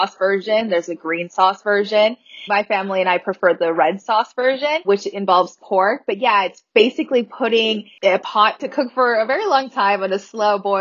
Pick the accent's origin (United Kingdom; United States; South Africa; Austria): United States; Las Vegas, Nevada; also born or lived in Alamos, Sonora, Mexico; I actually was born in Alamos, Sonora, Mexico, and I migrated to the United States when I was 7 months old. So I'm currently undocumented in DACA, but I was raised here in Las Vegas, Nevada, all my life